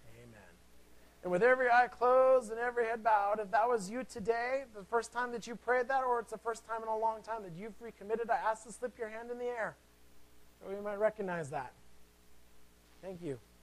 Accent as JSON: {"language": "English", "town": "Seattle", "region": "Washington", "country": "United States", "said": "I am from Seattle"}